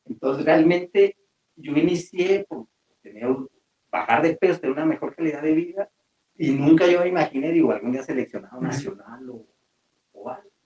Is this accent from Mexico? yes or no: yes; Mexico; nos falta a veces como mexicanos